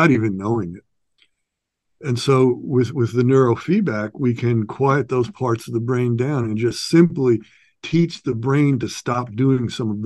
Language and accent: English; New York, United States; now in Santa Barbara, United States; I'm from New York, New York City, just outside of New York City. I had a pretty rough childhood and adolescence